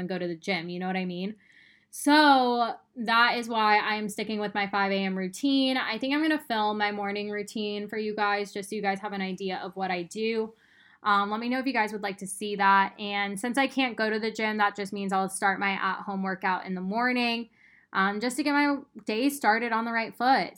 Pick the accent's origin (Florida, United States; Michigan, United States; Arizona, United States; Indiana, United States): Arizona, United States; moved away as an adult; now in Austin, United States; I moved from Arizona to Austin in 2017. I lived in Arizona my whole life